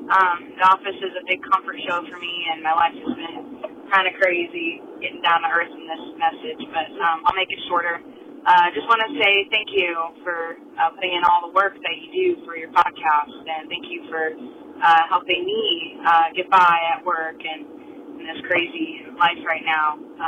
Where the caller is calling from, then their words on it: Indiana, United States; Oh, I'm also calling from Indiana.